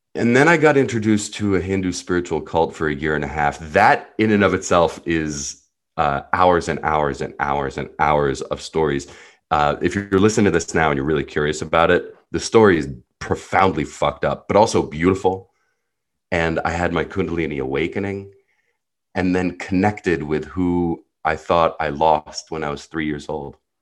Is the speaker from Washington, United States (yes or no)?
no; New Jersey, United States; first language Hebrew; English is a second language; also born or lived in Jerusalem, Israel; I was born in Jerusalem, Israel, grew up in New Jersey